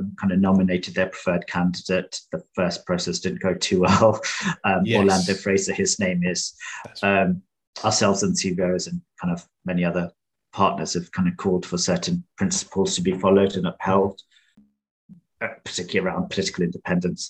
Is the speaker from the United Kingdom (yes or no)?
yes; London, United Kingdom; I'm from Tower Hamlets